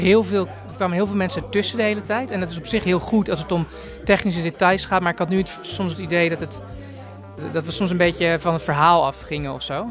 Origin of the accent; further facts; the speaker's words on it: Amsterdam, North Holland, Netherlands; kom ik uit Amsterdam